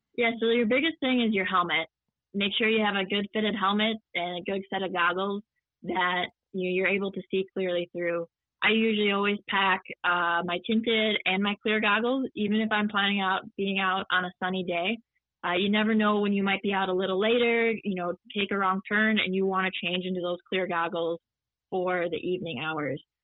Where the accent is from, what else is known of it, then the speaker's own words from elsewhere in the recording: Midwest, United States; growing up in the Midwest